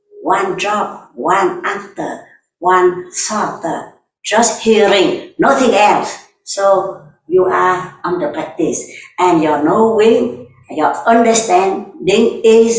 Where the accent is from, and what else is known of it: Vietnam; English is a second language